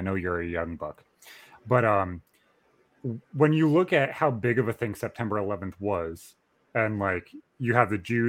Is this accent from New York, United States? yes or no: yes; upstate New York, United States; born or raised there